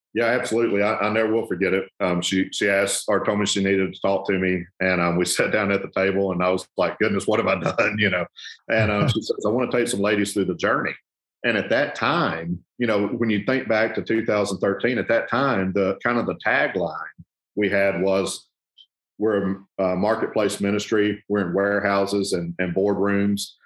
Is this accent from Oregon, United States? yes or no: no; South Arkansas, United States; moved away as an adult; now in Memphis, United States; I grew up in South Arkansas. And uh, we've been in Memphis now 21 years